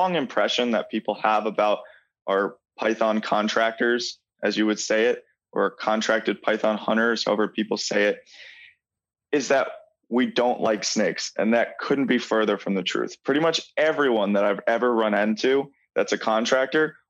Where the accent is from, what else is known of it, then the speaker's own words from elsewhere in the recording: Long Island, New York, United States; So I grew up in New York and in Long Island, New York, which is an amazing place for reptiles